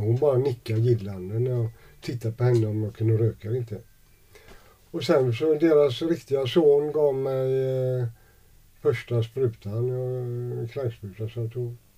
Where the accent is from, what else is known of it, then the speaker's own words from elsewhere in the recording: Gothenburg, Västra Götaland, Sweden; also born or lived in Jönköping / Degerfors; jag växte upp i Gamlestaden